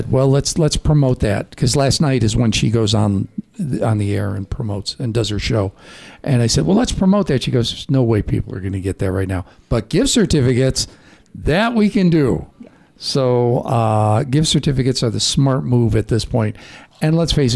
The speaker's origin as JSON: {"language": "English", "region": "Midwest", "country": "United States", "tie": "born or raised there", "said": "growing up in the Midwest"}